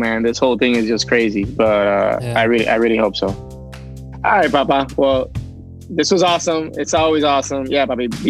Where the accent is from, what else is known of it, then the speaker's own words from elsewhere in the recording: Puerto Rico; now in Chicago, United States; So, you know, I'm from Puerto Rico. I guess it makes sense. Although not everybody there likes the beach and the water, but I do.